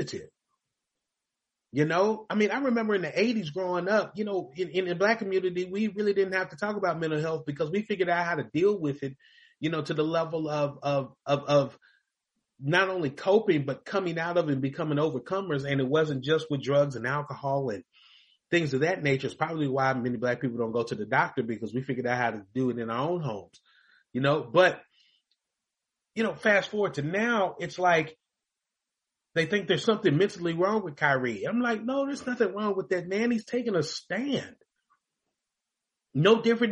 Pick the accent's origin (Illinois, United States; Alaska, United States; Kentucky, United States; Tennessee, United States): Kentucky, United States; Louisville; moved away; I grew up in Louisville, Kentucky.